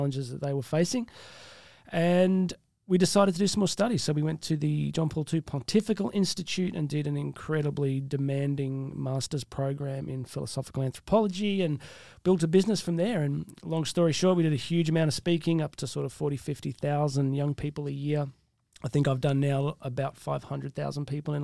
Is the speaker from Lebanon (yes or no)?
no; Australia; accent: Australian; it's a unique thing, this Australian accent. I don't even hear it. I just think I sound like me